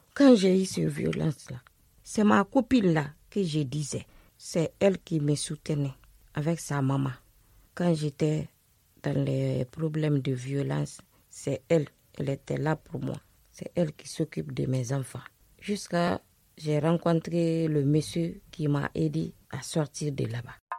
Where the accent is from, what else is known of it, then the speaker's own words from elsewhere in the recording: Conakry, Guinea; moved away as an adult; also born or lived in Brussels, Belgium; now in France; Je suis née en Guinée. J'ai 43 ans. J'ai grandi avec mon oncle, le petit frère de ma maman, à Conakry.